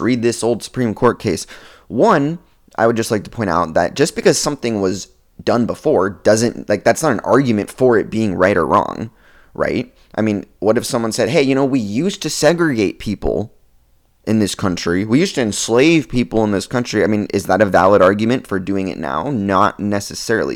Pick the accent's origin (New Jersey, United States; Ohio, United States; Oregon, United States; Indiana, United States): Oregon, United States; I'm from Oregon